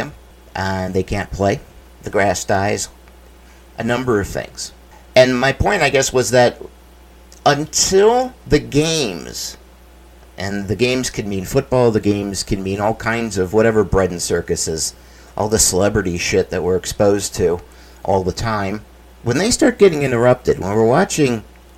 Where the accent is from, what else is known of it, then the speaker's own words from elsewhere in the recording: United States; I can speak for Americans.